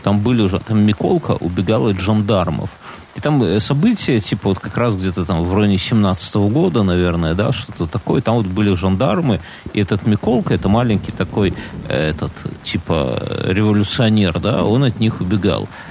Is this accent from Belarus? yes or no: yes; Belarus; мы, как белорусы